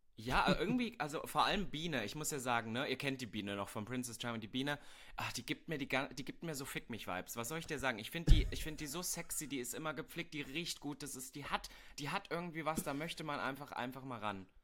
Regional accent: East Germany, Germany; ich komme ja aus Ostdeutschland

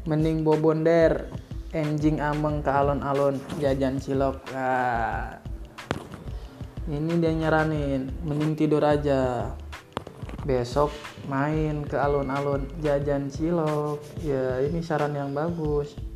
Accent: Bogor, West Java, Indonesia; gue kan dari Bogor juga dari Sunda jadi sedikit-sedikit bahasa halus bahasa kasar insya Allah mumpuni lah

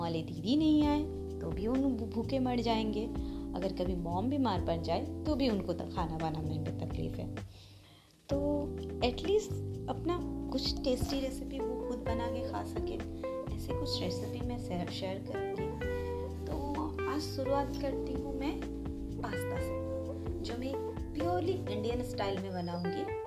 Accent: Tezpur, Assam, India; मैं आसाम के छोटे से शहर तेजपुर की रहने वाली हूँ

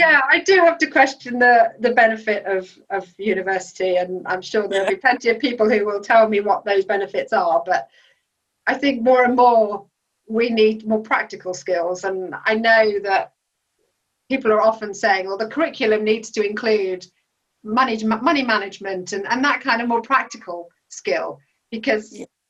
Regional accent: Belgium; So I mean, growing up in Belgium, the waiters and waitresses, waiting staff in restaurants, they don't do that job just because they've got nothing else to do.

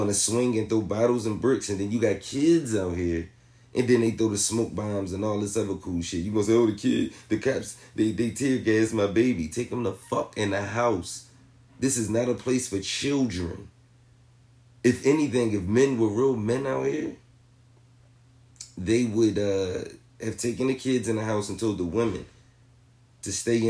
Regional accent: Philadelphia, Pennsylvania, United States; my hometown in Philly

